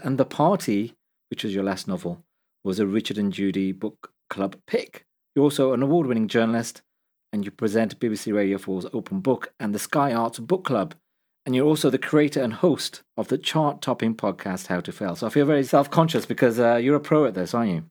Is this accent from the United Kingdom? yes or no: yes; Midlands, United Kingdom; I'm a journalist and author originally from the Midlands